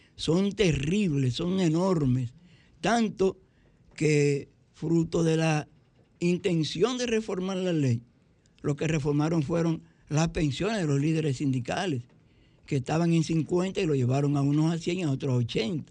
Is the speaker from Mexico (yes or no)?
no; Santo Domingo Este, Distrito Nacional, Dominican Republic; soy de Santo Domingo Este y resido en Santo Domingo Este